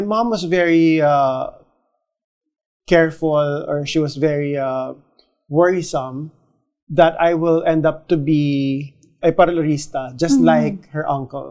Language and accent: English; Calabarzon, Philippines; my family is very conservative, you know, we're originally from Cavite, Cavite, Cavite.